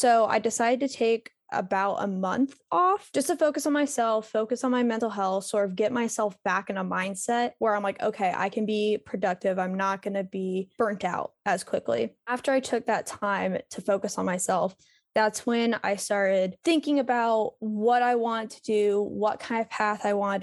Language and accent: English; Raleigh, North Carolina, United States; moved away as an adult; also born or lived in Columbia; now in Raleigh, United States; I moved back to Raleigh, North Carolina, which is where I'm originally from